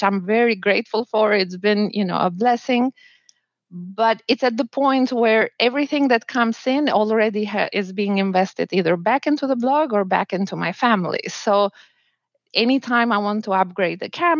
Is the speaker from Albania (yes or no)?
yes; Albania; moved away as an adult; also born or lived in New Zealand; now in Miami, United States; I'm from Albania and my husband is from Bolivia, but we got married in New Zealand